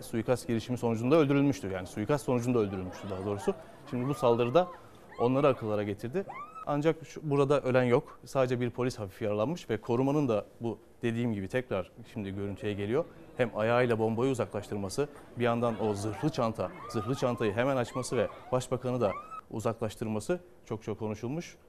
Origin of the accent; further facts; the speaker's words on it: Çanakkale, Turkey; bir Çanakkale'li